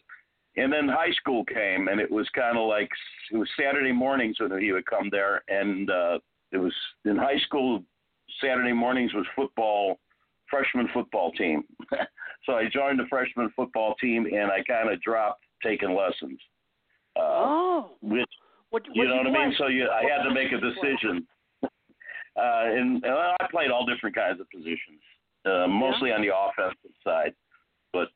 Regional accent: Chicago, Illinois, United States; moved away as an adult; now in Houston, United States; I'm born and raised in Chicago

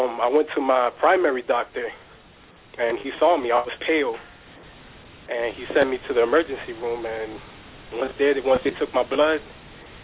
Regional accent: United States; also born or lived in New Jersey; I grew up in New York / New Jersey, back and forth. I'm Dominican

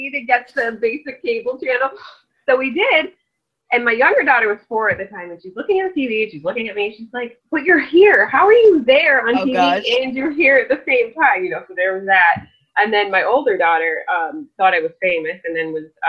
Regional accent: New York, United States; moved away; my hometown in New York

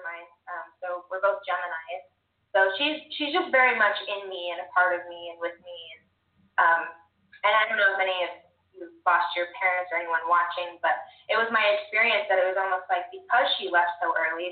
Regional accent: North Carolina, United States; also born or lived in California; now in Ogden, United States; I was born in California. I moved to North Carolina when I was 10

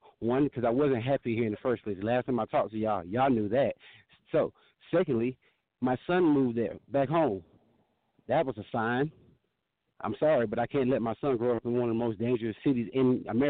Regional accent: Georgia, United States; also born or lived in Pittsburgh; now in Denver, United States; I have been living in three states since I've been dealing with y'all. I'm from Georgia, Pittsburgh, and now Denver.

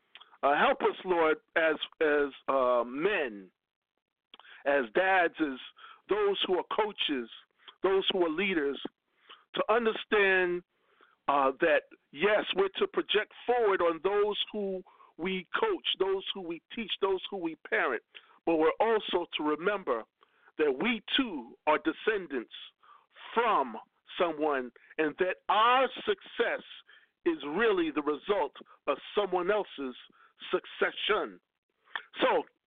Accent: Lakeview, New York, United States; Lakeview, where we're from, Lakeview, we're like one big family

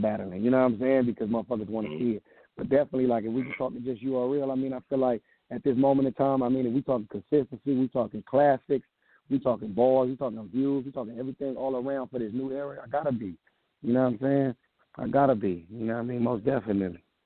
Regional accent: the West, West Coast, United States; I'm coming from the West

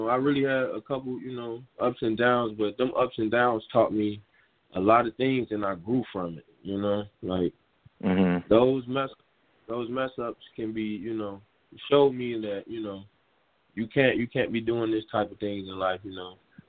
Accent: Chicago, Illinois, United States; It's growing up in Chicago, it's not really much opportunities. It's a rough environment, but, you know, it taught me a lot of things in life.

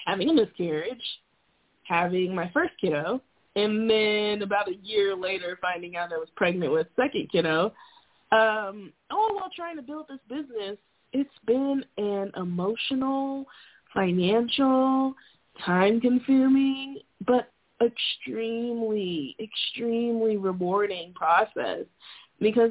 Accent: Florida, United States; moved away as an adult; also born or lived in Montana; now in Alaska, United States; I'm from Florida

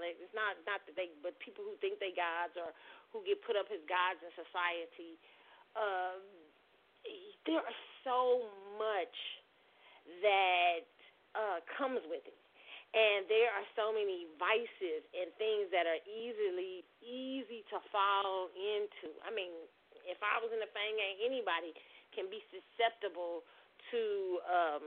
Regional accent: Kansas City, United States; me growing up in Kansas City

